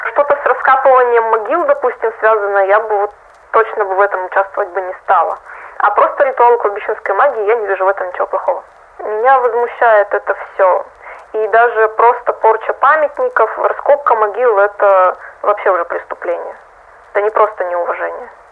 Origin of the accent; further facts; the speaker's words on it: Russia; я из России